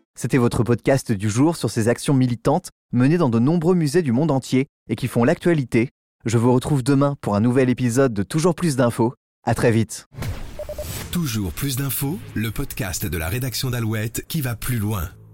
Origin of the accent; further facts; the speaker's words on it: France; chez nous en France